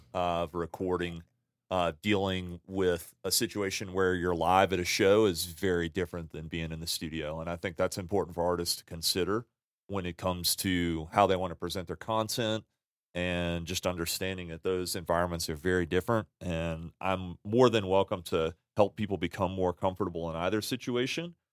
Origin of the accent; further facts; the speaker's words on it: New Orleans, Louisiana, United States; now in Salt Lake City, United States; born and raised in Louisiana.